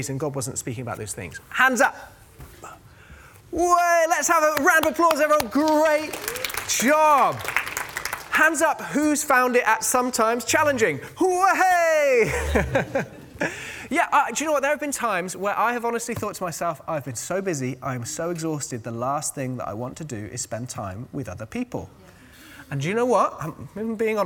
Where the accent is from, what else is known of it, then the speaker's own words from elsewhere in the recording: United Kingdom; we're all British